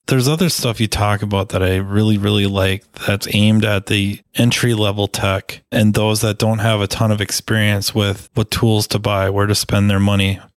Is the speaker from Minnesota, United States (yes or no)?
yes; Minnesota, United States; I'm a Minnesotan.